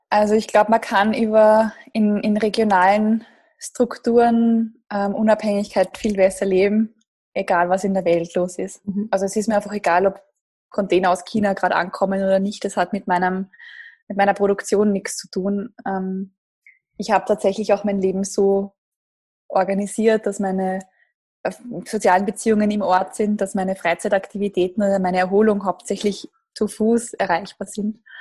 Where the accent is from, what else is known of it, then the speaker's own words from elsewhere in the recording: Gedersdorf, Lower Austria, Austria; Ich bin in, einem, ja, in Gedersdorf groß geworden. Das ist eine kleine Gemeinde in der Nähe von Krems an der Donau.